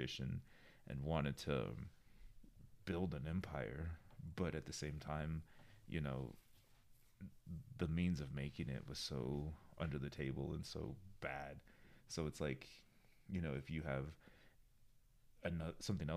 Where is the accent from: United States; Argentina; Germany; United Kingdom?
United States; Albuquerque, New Mexico; growing up in Albuquerque